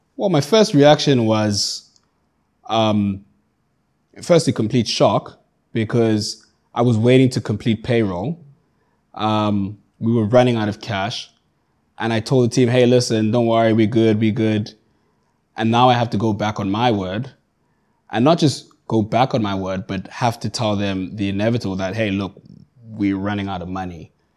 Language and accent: English; Johannesburg, Gauteng, South Africa; moved away as an adult; now in Cape Town, South Africa; I grew up in Johannesburg. I, I currently reside in Cape Town.